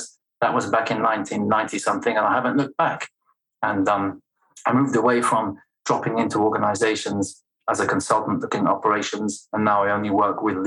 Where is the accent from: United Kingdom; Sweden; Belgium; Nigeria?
Belgium; first language French; English is a second language; moved away; also born or lived in United States; I'm Anglo-Swedish, raised in Belgium. So my first language is French.